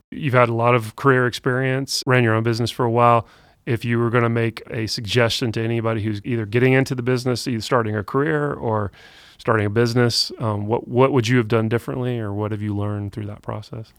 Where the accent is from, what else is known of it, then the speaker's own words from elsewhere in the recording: Austell, Georgia, United States; also born or lived in Jonesboro, Georgia; I grew up in Austell. So, so still, Georgia natives